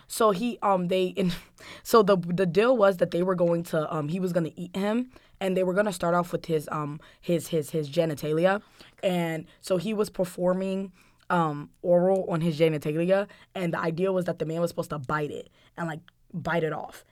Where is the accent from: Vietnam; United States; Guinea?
Guinea; moved away; my home country, Guinea